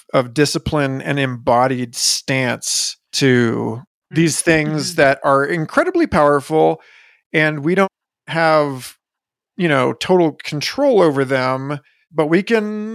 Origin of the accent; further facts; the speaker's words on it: Los Angeles, California, United States; I was born in Los Angeles